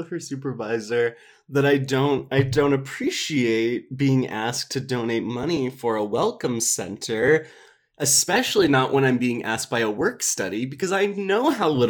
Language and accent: English; Minneapolis, Minnesota, United States; small Midwestern town growing up in Minneapolis.